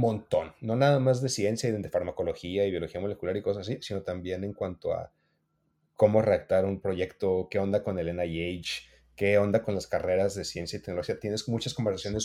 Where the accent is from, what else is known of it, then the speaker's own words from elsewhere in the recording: Mexico; somos de México